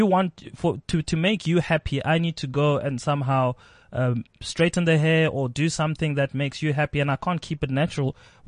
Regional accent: Pretoria, Gauteng, South Africa; I am from Pretoria.

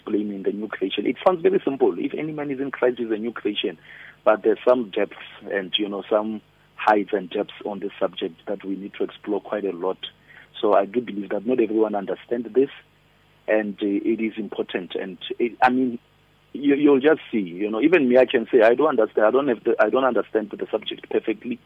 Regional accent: Polokwane, Limpopo, South Africa; moved away as an adult; now in Pretoria, South Africa; I'm originally from Limpopo, Polokwane, a village called Mulechi. I'm Pedi

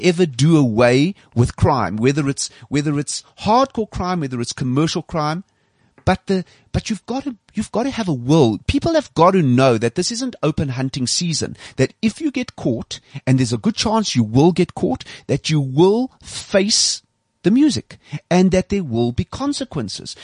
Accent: South Africa; I'm a South African. This is my country as much as anybody else

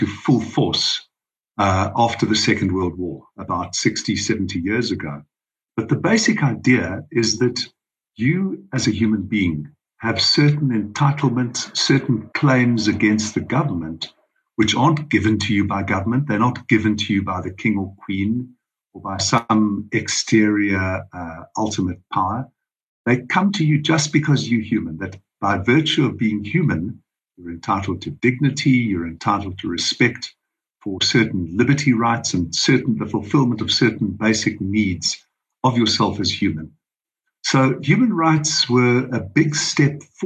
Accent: South Africa; as a South African, a born South African, a proud South African

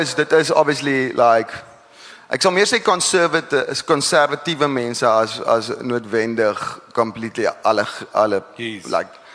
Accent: Parow, Western Cape, South Africa; ek kom ek gebore in Parrot

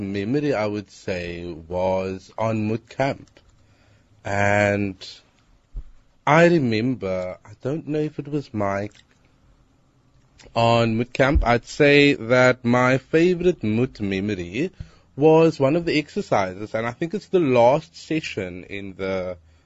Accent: Cape Town, Western Cape, South Africa; I'm from Hanover Park. I'm 23.

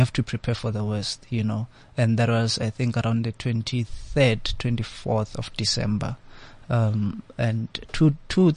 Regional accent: North West, South Africa; being born and raised in the Northwest

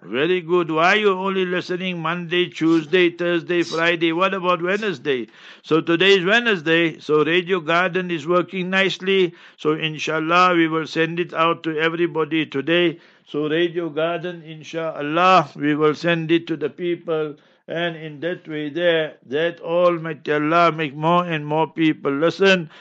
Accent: Heidelberg, Gauteng, South Africa; moved away; I'm born and bred in Heidelberg, Heidelberg, yeah, in Transvaal, Gauteng

